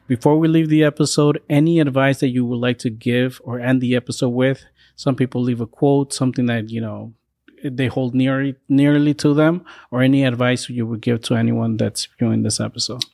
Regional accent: California, United States; now in Boston, United States; I grew up in California

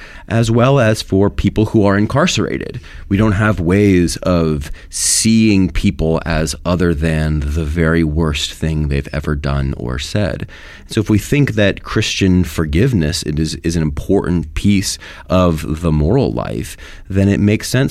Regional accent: Pennsylvania, United States; moved away as an adult; also born or lived in Washington, D.C. / New Haven, Connecticut; I was born in Pennsylvania. My family still lives there

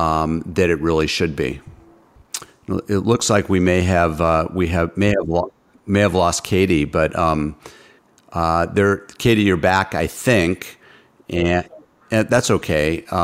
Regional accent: United States; we're always happy to see you here in our country.

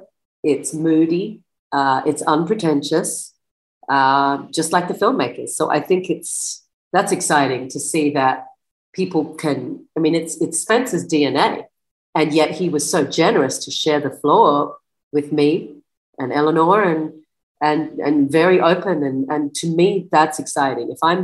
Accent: Australia; born there; Yeah. Australian born, but a lot of, British influence, for better or worse.

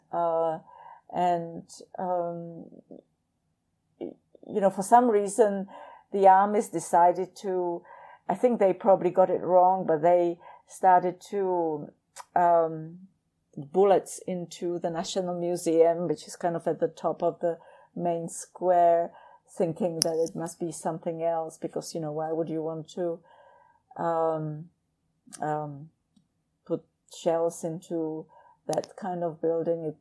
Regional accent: Prague, Czechia; moved away as an adult; also born or lived in Southampton, England / Lincoln, Nebraska; I was born in Prague

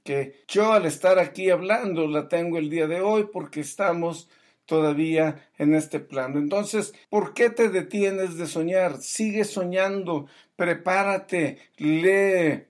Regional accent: Mexico; yo como mexicano

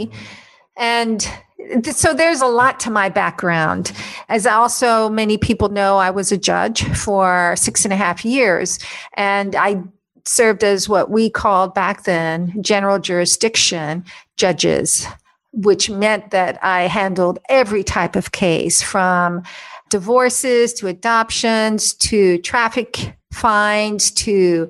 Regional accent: U.S. Virgin Islands; I was born on St. Thomas, U.S. Virgin Islands, and I've spent most of my life there.

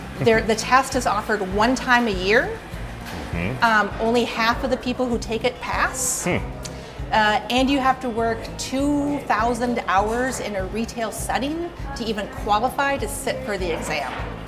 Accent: Belmont, Wisconsin, United States; moved away as an adult; also born or lived in Idaho / Oregon, Wisconsin; I grew up on a farm in southwest Wisconsin near Belmont, 340 acres, good-sized family farm in the 70s, right?

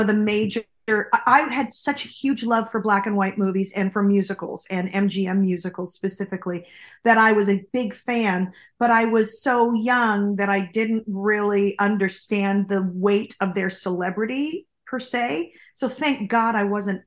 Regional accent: Oakland, Los Angeles area, California, United States; I was born in Oakland, and I was there until I started working as an actor when I was about 9, and then moved down to the LA area

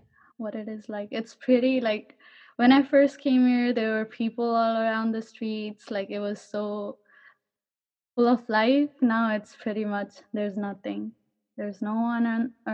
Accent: Kathmandu, Bagmati, Nepal; moved away as an adult; now in Garden City, United States; I'm from Kathmandu, Nepal

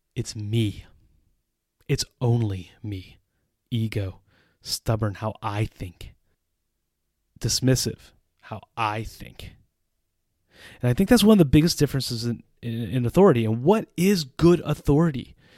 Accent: United States; moved away as an adult; also born or lived in Central Europe

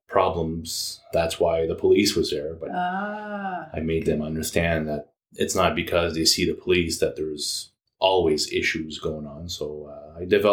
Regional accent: Campbellton, New Brunswick, Canada; moved away as an adult; now in Moncton, Canada; I was born in Campbellton, New Brunswick a few years ago

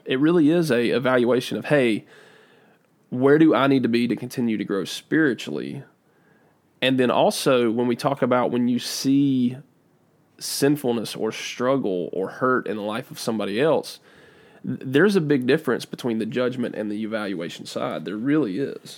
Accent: United States; I'm from Davidson County

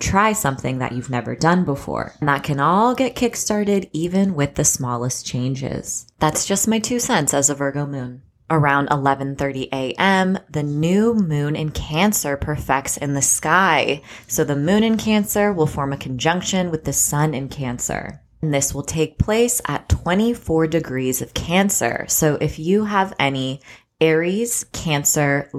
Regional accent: California, United States; I'm from California

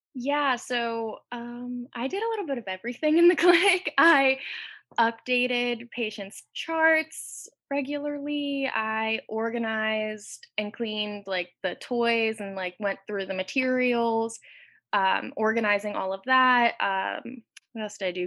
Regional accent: Clearfield, Pennsylvania, United States; I am from Clearfield, Pennsylvania

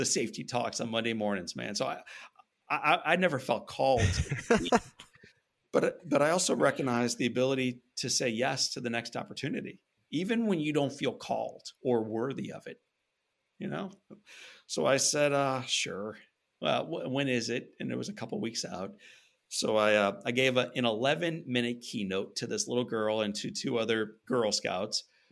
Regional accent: St. Louis, Missouri, United States; growing up in St. Louis, Missouri

